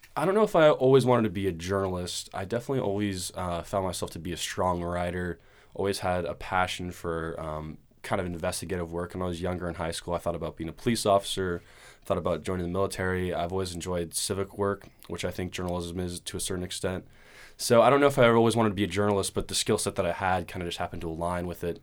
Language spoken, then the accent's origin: English; Portland, Oregon, United States; I'm from Portland, Oregon. Uh, born and raised